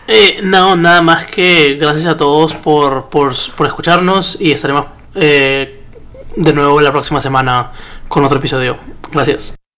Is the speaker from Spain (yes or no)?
no; Peru; yo lo veo como hincha, como peruano